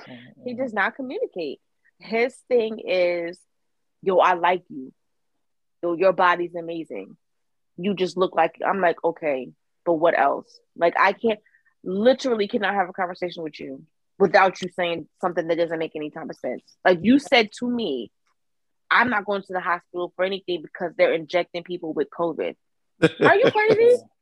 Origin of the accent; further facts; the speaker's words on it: Connecticut, United States; I'm from Connecticut.